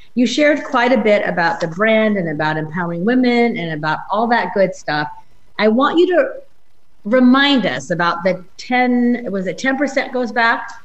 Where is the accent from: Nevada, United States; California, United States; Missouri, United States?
Nevada, United States; Reno; I'm from Reno